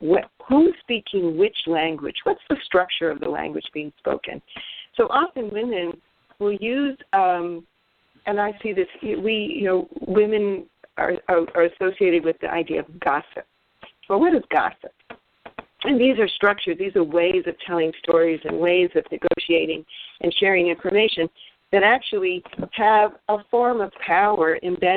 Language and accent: English; United States; we in the United States and as American women